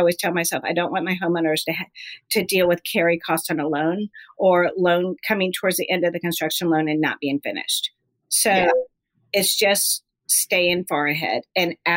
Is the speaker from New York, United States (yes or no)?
no; California, United States; moved away; also born or lived in Lake Tahoe / Hilton Head; I'm from California.